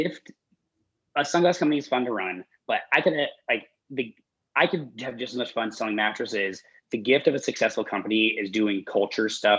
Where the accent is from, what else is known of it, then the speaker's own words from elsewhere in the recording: Denver, Colorado, United States; I'm from Denver